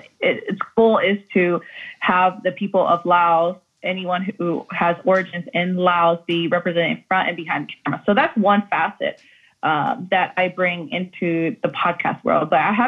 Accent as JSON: {"language": "English", "region": "North Carolina", "country": "United States", "tie": "born or raised there", "said": "I come from North Carolina. My family grew up in a primarily white community there. And so we had about maybe 2 or 3, 4 or 5 Lao families within a 10, 15 mile radius."}